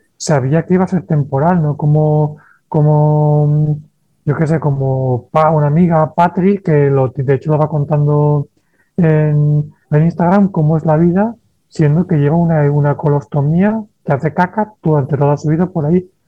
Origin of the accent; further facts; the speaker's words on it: Valencia, Valencian Community, Spain; moved away as an adult; also born or lived in Barcelona; yo soy de Valencia, me mudo a Barcelona a estudiar enfermería